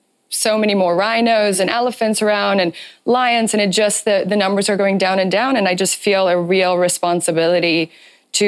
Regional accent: Namibia; moved away; I'm also from Namibia. My parents still live there

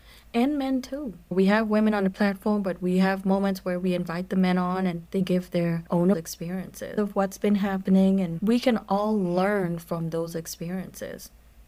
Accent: U.S. Virgin Islands; if you are listening to this podcast for the first time, I am from the Virgin Islands, okay? And that is a very beautiful culture, right?

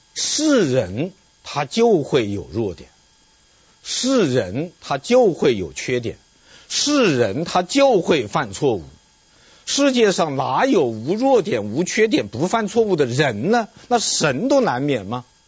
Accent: China; 我们中国人呐，或者说我们传统社会的中国人，有三个梦

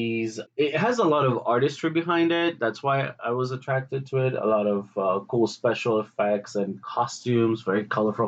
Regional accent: Greece; I grew up in Greece with a lot of sci-fi TV shows

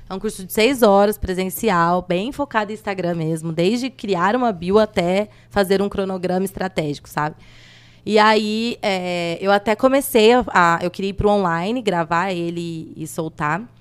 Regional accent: Andradina, São Paulo, Brazil; now in São José do Rio Preto, Brazil; Eu vim de Andradina e, e aqui que eu fiz tudo, fiz faculdade, abri empresa

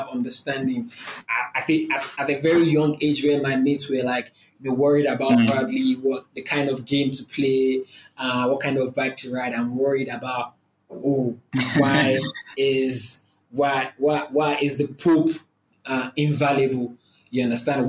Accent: Oyo, Nigeria; also born or lived in Lagos, Nigeria; I'm from Oyo State. That's like another state in the country.

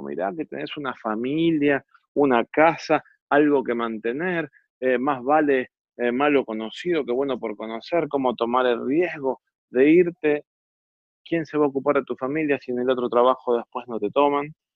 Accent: Argentina

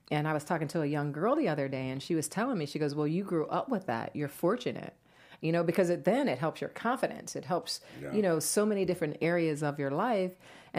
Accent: New Jersey, United States; also born or lived in Atlanta; But I'm originally from New Jersey. {S0} Okay. {S2} I grew up in New Jersey. I lived in Atlanta

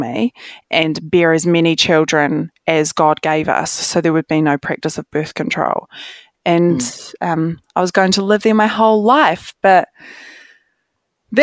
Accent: Rangiora, Canterbury, New Zealand; also born or lived in Cust; this is where like I grew up. So I was born in Rangiora

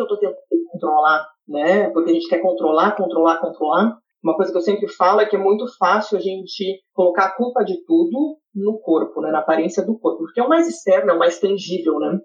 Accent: interior of Rio Grande do Sul, Brazil; moved away as an adult; now in Canada; que nasceu no interior do Rio Grande do Sul, tá? Sou gaúcha

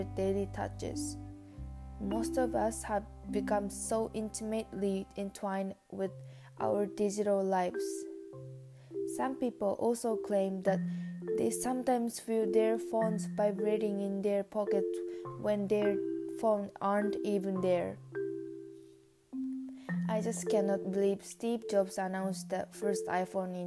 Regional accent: Japan; English is a second language; moved away as an adult; now in Canada; I am an exchange student from Japan.

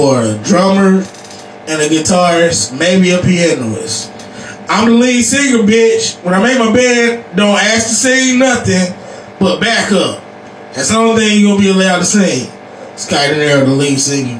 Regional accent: United States; I'm from Sandy Level

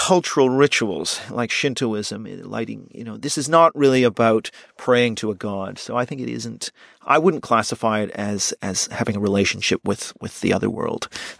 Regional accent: Canada; And I, of course, being Canadian, I think I know Canada fairly well.

